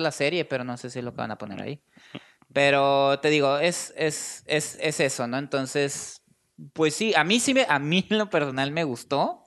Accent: Mexico; los mexicanos, pues sí tenemos una afición fuerte por el fútbol

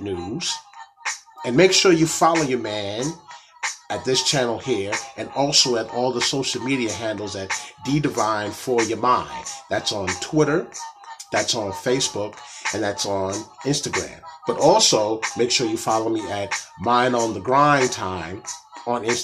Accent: Atlanta, Georgia, United States; my hometown, Atlanta

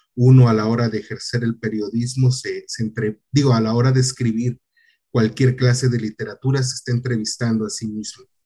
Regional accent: Tihuatlán, Veracruz, Mexico; moved away as an adult; also born or lived in Poza Rica / Xalapa; yo vengo de un municipio muy pequeño de, de Veracruz

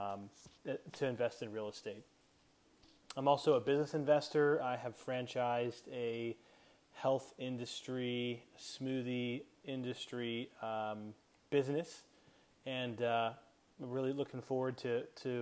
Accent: Crofton, Maryland, United States; I grew up right outside of Annapolis, Maryland, in a little town called Crofton

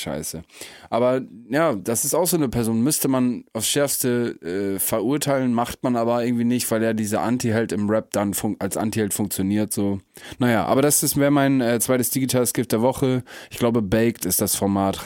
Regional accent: Emsland, Lower Saxony, Germany; moved away; im Emsland, wo ich herkomme, ganz bekannt das Moormuseum

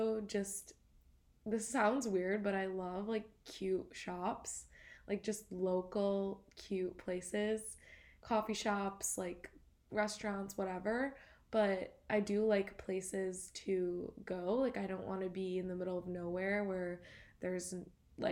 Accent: Grosse Pointe, Michigan, United States; moved away as an adult; now in Boston, United States; growing up in Grosse Pointe

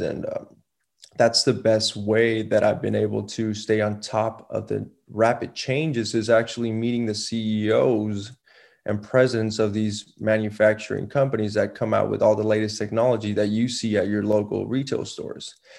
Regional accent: Laredo, Texas, United States; also born or lived in San Antonio; I was born and raised in Laredo

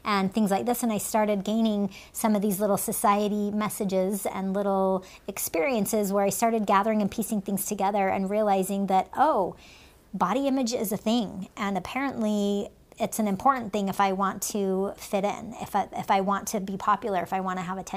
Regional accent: United States; born or raised there; also born or lived in Finland

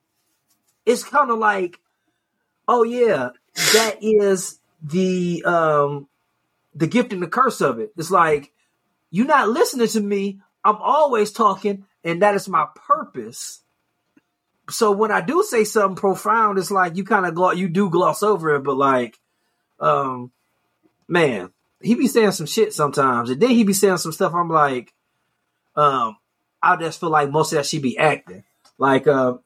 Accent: Cleveland, Ohio, United States; I grew up in Ohio, and I mean, I had to do my own research on Juneteenth. That shit was not taught in school. Cleveland Public School didn't let me know what Juneteenth was

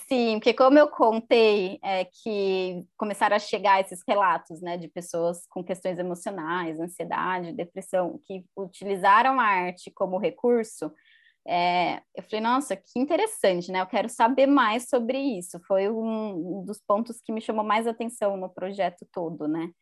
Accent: Campinas, São Paulo, Brazil; eu sou de Campinas

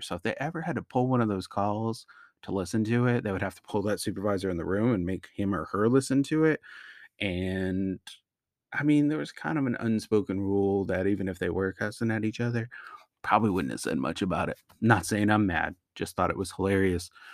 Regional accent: Naugatuck Valley, Connecticut, United States; moved away as an adult; also born or lived in Augusta, Georgia; I grew up in that area, lived there for twenty years

